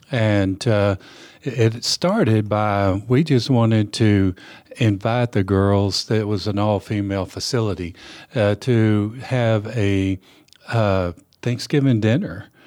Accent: West Texas, United States; now in Nashville, United States; I grew up in, uh, West Texas in the Permian Basin area

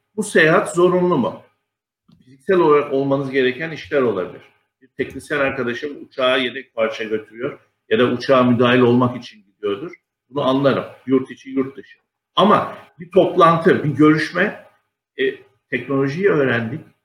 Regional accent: Mersin, Turkey; moved away as an adult; now in Istanbul, Turkey; 1966 yılı Mersin'de doğumluyum. Liseyi Mersin'de okudum. Daha sonra İstanbul'a üniversite için geldim.

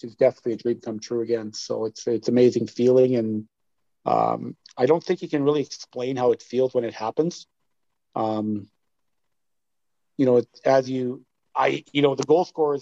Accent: Saskatchewan, Canada; from my hometown

